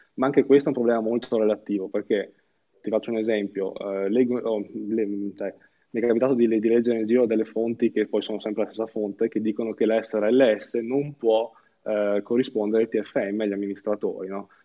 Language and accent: Italian; Verona, Veneto, Italy; io sono di Verona